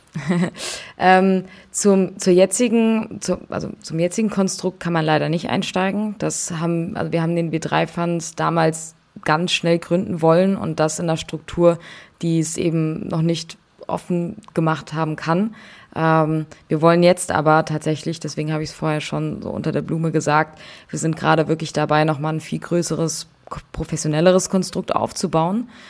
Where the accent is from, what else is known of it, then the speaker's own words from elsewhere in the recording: Frankfurt, Hesse, Germany; moved away as an adult; now in Berlin, Germany; ich komme ursprünglich aus Frankfurt und bin zum Studieren nach Berlin gezogen